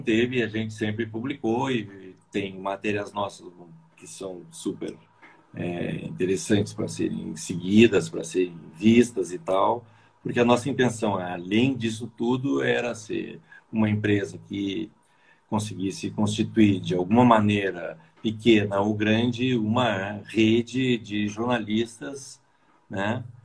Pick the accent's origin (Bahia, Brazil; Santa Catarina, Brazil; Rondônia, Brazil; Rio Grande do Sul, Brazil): Rio Grande do Sul, Brazil; Bagé; now in São Paulo, Brazil; eu nasci no Rio Grande do Sul, mas estou aqui